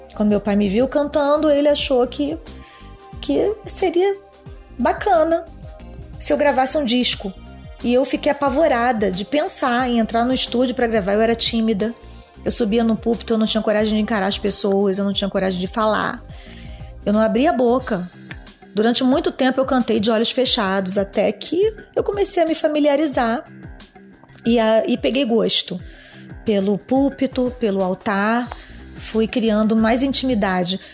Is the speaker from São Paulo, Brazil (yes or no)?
no; Rio de Janeiro, Brazil; also born or lived in Fortaleza, Ceará; Eu sou nordestina. Eu vim de Fortaleza com 4 anos de idade, morar no Rio de Janeiro